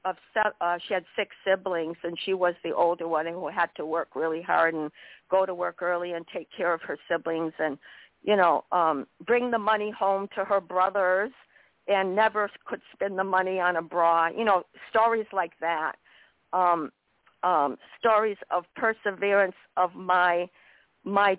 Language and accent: English; Hadley, Massachusetts, United States; moved away; I grew up in Hadley, Massachusetts.